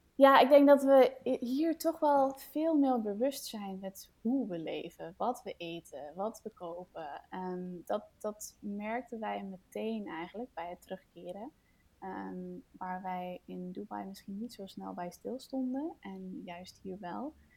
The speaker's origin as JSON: {"language": "Dutch", "country": "Denmark", "moved": "yes", "lives_now": "Netherlands", "said": "ik kom uit Denemarken oorspronkelijk. Ehm, ik woon in Nederland nu"}